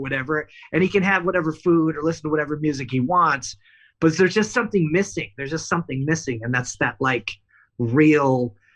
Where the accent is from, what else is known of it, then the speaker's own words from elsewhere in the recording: Los Angeles, California, United States; I grew up in Los Angeles